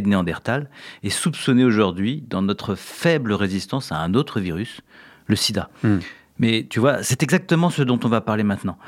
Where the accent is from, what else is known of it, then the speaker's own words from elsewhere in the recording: France; Chez nous, en France